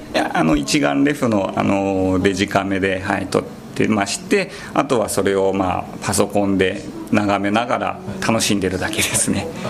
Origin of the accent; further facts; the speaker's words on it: Saitama, Japan; moved away as an adult; also born or lived in Nagano Prefecture; 出身はですね僕埼玉県なんです